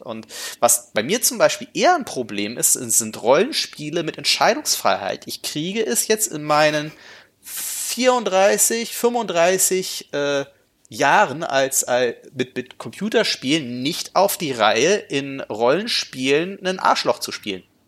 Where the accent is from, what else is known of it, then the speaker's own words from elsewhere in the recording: Gifhorn, Lower Saxony, Germany; das meine Heimatstadt war